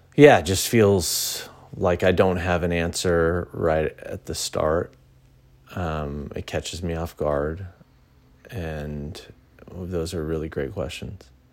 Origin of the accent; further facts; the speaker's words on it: Pasadena, California, United States; also born or lived in Sacramento; I moved from Sacramento back to my original hometown in Pasadena